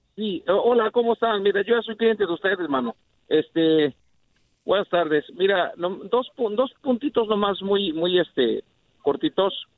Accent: Mexico; soy mexicano

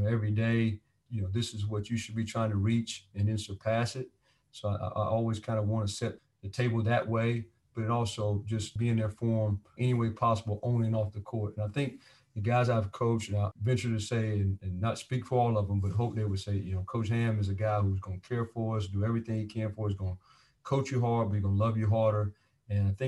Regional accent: North Carolina, United States; at a school called Jack Britt High School in Fayetteville, North Carolina, my home state

